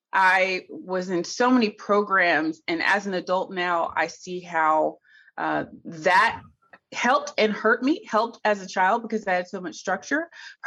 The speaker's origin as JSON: {"language": "English", "town": "Cookeville", "region": "Tennessee", "country": "United States", "tie": "born or raised there", "said": "I'm a country girl. I'm from Tennessee, Cookeville, or as the natives call it, Cooville. And I grew up, you know, the regular, not Little House on the Prairie country, but I mean, pretty close to it."}